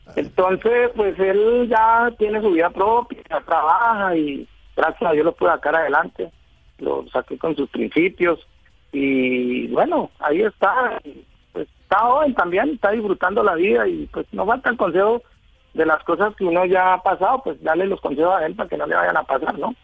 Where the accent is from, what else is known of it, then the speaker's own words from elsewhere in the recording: Villavicencio, Meta, Colombia; yo soy de Villavicencio, vivo en Villavicencio hace mucho tiempo ya